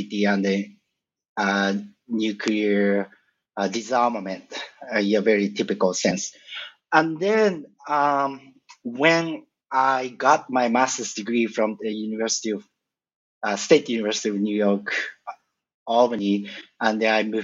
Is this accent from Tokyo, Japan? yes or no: yes; a suburb of Tokyo, Japan; moved away as an adult; I was born and I grew up in Japan, a suburb of Tokyo, until 23 years old